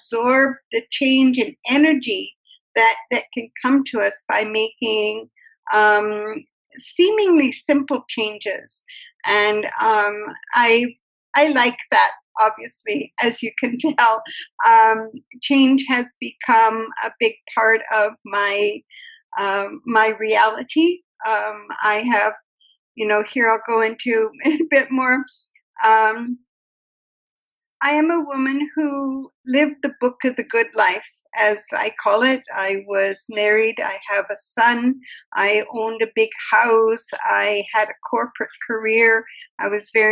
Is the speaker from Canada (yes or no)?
yes; Canada; as a Canadian, I'm such a mixture of everything